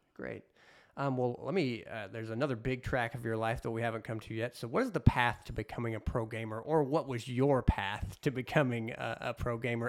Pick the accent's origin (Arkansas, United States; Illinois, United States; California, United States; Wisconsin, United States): Illinois, United States; Southern; I'm from Southern Illinois